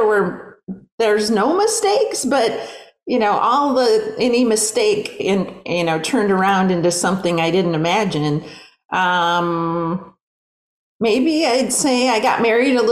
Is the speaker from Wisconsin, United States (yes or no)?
yes; Green Bay, Wisconsin, United States; now in Oklahoma, United States; I grew up in Green Bay, Wisconsin